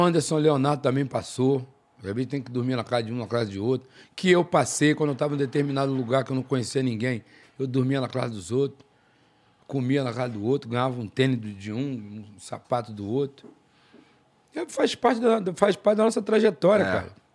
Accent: Rio de Janeiro, Brazil; Sou carioca, torço Flamengo.

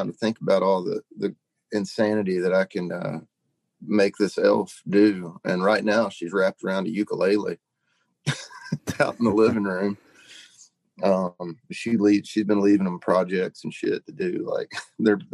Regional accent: Monticello, Arkansas, United States; moved away; I grew up Southeast Monticello, Arkansas

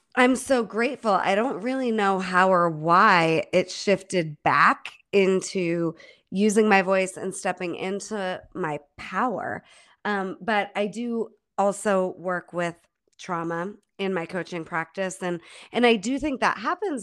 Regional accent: Holland Patent, New York, United States; moved away as an adult; also born or lived in Germany / Rochester, New York; now in Boulder, United States; grew up in Holland Patton, New York, upstate New York. And all the way through school, that's where I lived

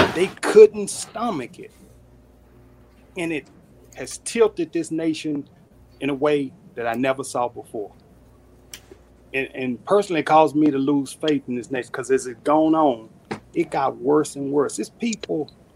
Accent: Dallas, Texas, United States; That's my hometown, Dallas, for 31 years.

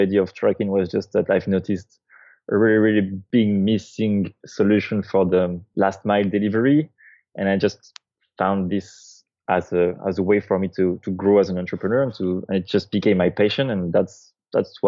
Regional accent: France; moved away as an adult; also born or lived in San Francisco, United States; now in United States; I'm originally from France

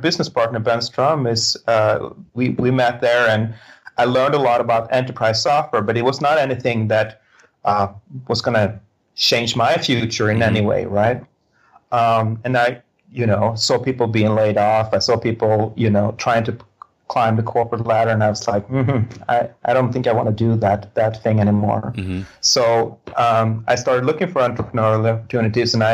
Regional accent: Sweden; moved away as an adult; now in United States; I grew up in Sweden

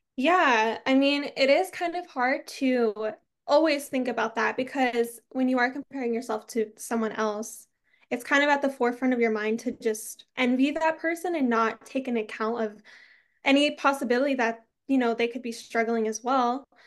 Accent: Arizona, United States; I'm from Arizona

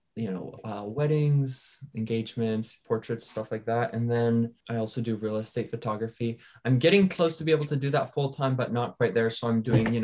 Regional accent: Port Angeles, Washington, United States; I grew up in Port Angeles, which is literally Twilight.

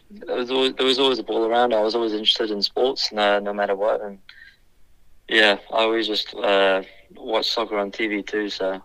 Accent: South Africa; born there; I think going back, I was born in South Africa

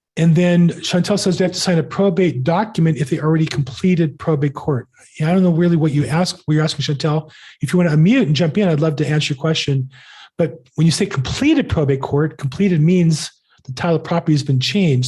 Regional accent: California, United States; I'm from California

